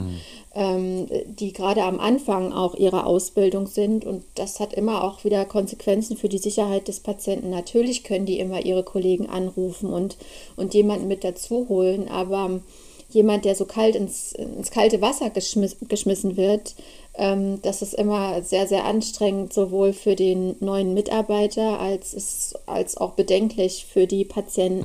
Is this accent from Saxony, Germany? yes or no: yes; Markkleeberg, Saxony, Germany; moved away as an adult; also born or lived in Leipzig; now in Berlin, Germany; ich komme eigentlich ursprünglich aus Leipzig. Ich bin ein Ossi. Da bin ich geboren